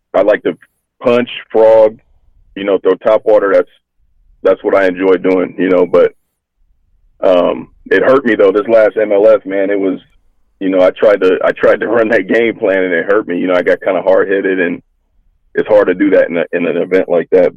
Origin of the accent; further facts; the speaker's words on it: Hayward, California, United States; also born or lived in Fremont, California; I grew up in Hayward originally. Uh, junior high, we moved to Fremont